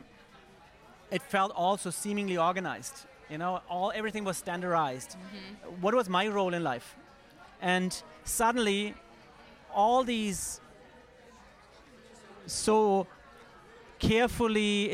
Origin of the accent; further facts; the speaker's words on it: Germany; now in New York, United States; I'm German originally. I was living in New York by that date already